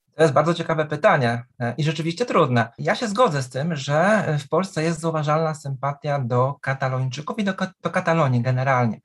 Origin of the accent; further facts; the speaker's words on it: Poland; jestem z Polski, historykiem